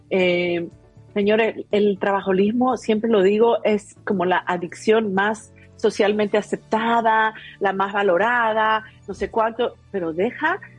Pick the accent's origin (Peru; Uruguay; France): Peru; Yo, ustedes saben que en Perú de donde soy, se cree mucho los extraterrestres, ¿no?